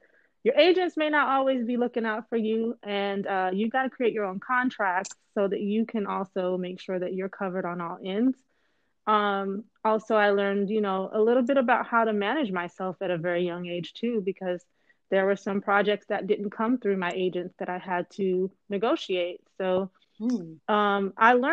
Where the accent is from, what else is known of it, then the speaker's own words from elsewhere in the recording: Belize; I am originally from Belize in Central America.